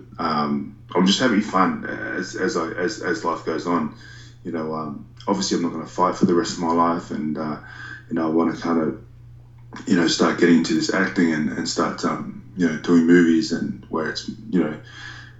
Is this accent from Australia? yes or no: yes; Australia; us Aussies